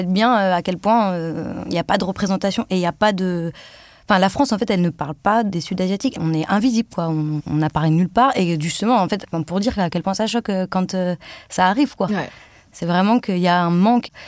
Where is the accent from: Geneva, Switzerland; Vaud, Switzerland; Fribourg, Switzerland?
Fribourg, Switzerland; Cousset; also born or lived in Mumbai; Je suis d'origine indienne. Je suis née à Bombay, dans une ville de plus de 12 millions d'habitants mais j'ai poussé à Cousset, dans un village de moins de 800 habitants.